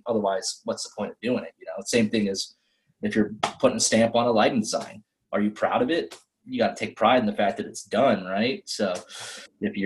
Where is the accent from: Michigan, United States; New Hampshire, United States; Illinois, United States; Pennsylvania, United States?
New Hampshire, United States; I'm from New Hampshire